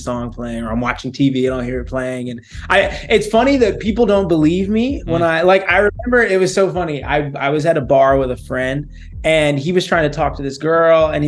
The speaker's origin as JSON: {"language": "English", "region": "Texas", "country": "United States", "moved": "as an adult", "lives_now": "Los Angeles, United States", "said": "I'm from Texas. I moved out to L.A. for work after college"}